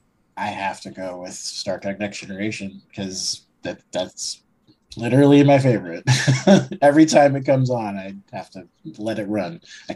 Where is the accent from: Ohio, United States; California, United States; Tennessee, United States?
California, United States; San Diego; I'm from San Diego.